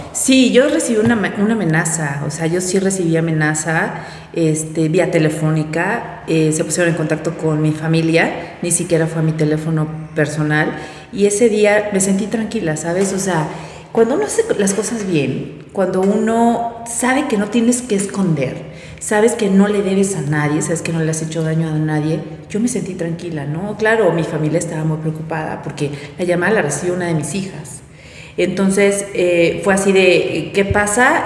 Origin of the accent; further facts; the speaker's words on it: Puebla, Mexico; lo que yo vivía en mi colonia, lo que yo vivía como poblana y como ciudadana